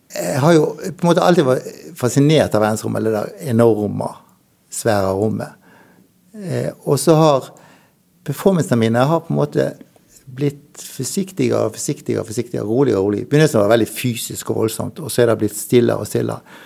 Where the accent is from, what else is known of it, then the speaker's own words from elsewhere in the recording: Dale, Norway; jeg vokste opp på Dale